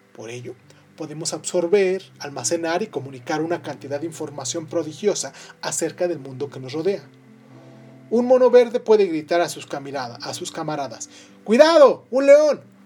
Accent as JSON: {"language": "Spanish", "country": "Mexico", "said": "soy de México"}